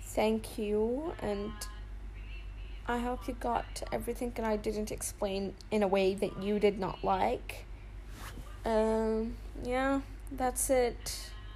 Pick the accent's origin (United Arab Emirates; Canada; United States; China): United Arab Emirates; I'm from uh, the United Arab Emirates